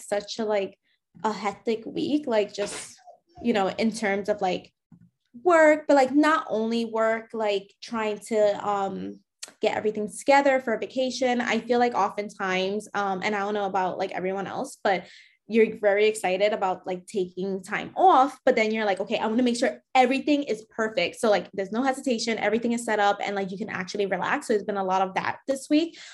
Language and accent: English; New York, United States; I grew up in New York